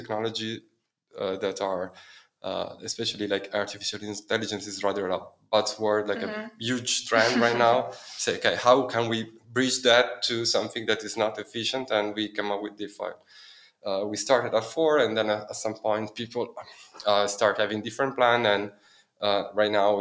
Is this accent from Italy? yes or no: yes; Milan, Lombardy, Italy; moved away as an adult; also born or lived in Dublin, Ireland; now in Berlin, Germany; I'm from Milan, I'm from Italy, where I study economics and business law